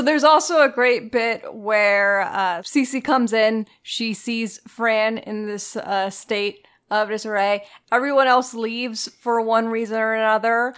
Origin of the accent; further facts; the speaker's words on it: Florida, United States; I grew up in Florida